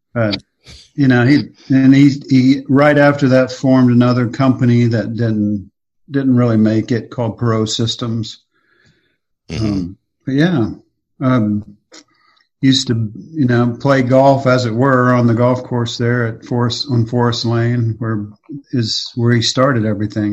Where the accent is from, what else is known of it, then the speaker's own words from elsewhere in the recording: Oklahoma, United States; also born or lived in Texas / Dallas Fort Worth / Omaha; now in Missouri, United States; I grew up in Oklahoma